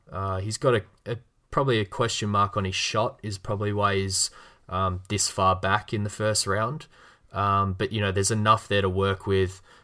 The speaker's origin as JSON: {"language": "English", "country": "Australia", "accent": "Australian", "said": "my Australian accent"}